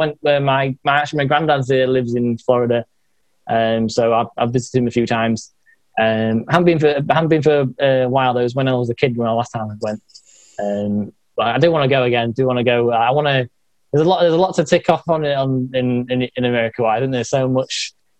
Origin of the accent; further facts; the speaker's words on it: Yorkshire and the Humber, United Kingdom; So I'm in Northern England. So it's like. You've got states, like I'm in like a state of we call them counties. So I'm like in a Yorkshire county.